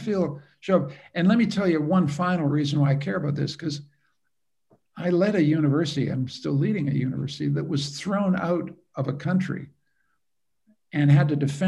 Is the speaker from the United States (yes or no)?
no; Canada; I'm a Canadian